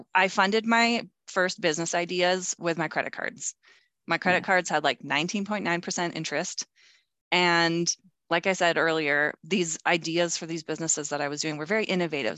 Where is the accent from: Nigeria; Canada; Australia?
Canada; Calgary, Alberta; moved away; I moved back to my hometown, which is Calgary, Alberta, Canada